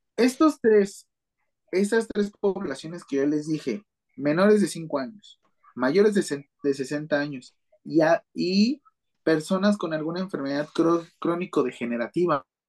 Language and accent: Spanish; Mexico City, Mexico; yo soy de la Ciudad de México